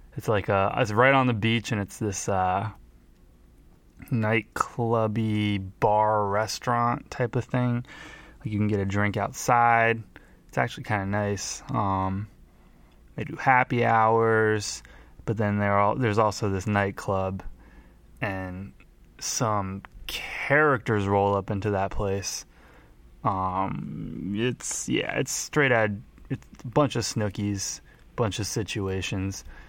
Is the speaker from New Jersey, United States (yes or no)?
yes; Montclair, New Jersey, United States; my hometown of Montclair, New Jersey